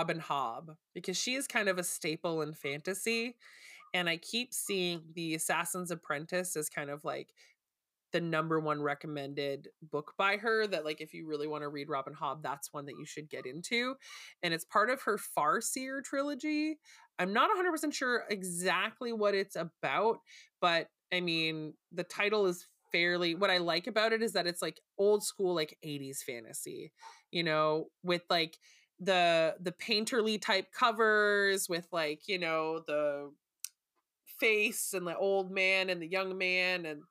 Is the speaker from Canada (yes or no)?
yes; Canada; being a Canadian reader